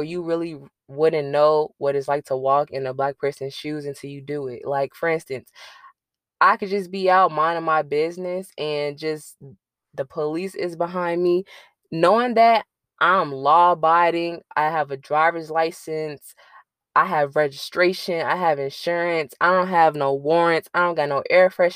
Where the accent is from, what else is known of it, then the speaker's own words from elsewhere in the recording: Chicago, Illinois, United States; as a Chicagoan